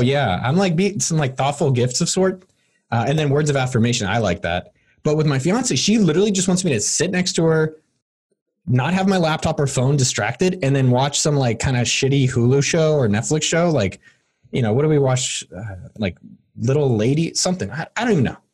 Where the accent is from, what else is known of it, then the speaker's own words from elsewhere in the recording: Bay Area, California, United States; I'm from the Bay Area, born and bred